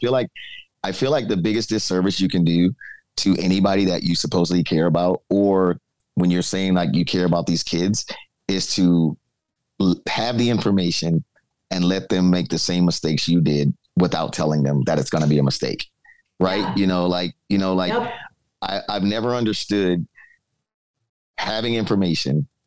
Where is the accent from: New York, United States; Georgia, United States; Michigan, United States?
New York, United States; New York City; moved away as an adult; now in Cincinnati, United States; I come from the Bronx.